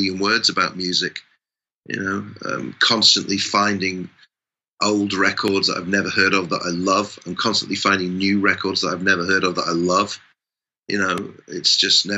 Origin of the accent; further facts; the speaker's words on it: England, United Kingdom; I'm English